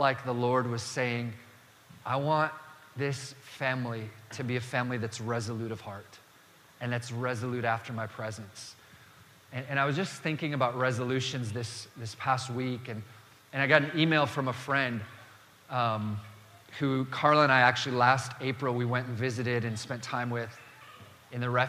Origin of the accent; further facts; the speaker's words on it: Dakota Territory, the Dakotas, United States; I grew up in the Dakota Territory